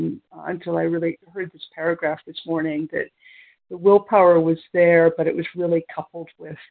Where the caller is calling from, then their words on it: near Toronto, Ontario, Canada; I'm calling from Ontario, Canada, near Toronto.